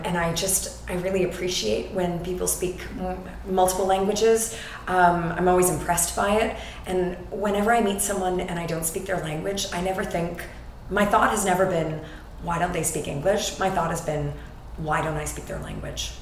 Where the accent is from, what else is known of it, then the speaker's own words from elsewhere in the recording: Canada; moved away as an adult; also born or lived in New York City, United States; now in Madrid, Spain; I am a Canadian with Scottish roots and in Canada, we talk about our roots